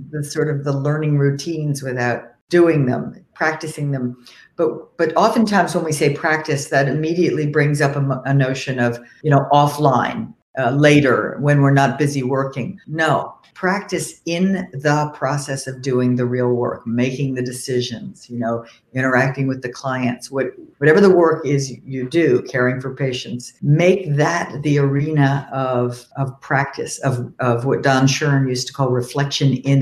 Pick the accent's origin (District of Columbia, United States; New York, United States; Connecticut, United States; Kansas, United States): New York, United States; now in Cambridge, United States; I grew up in New York and we had one of those doors too